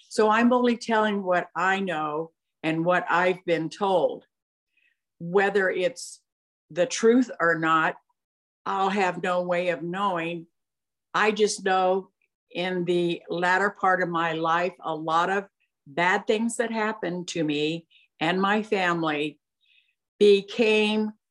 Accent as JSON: {"language": "English", "town": "Santa Ana", "region": "California", "country": "United States", "tie": "born or raised there", "said": "I was born in Santa Ana, California, uh, in May of 1942"}